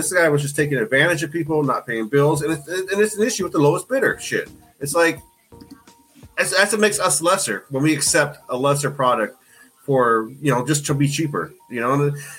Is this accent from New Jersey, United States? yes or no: yes; Atlantic City, New Jersey, United States; when I grew up in Atlantic City.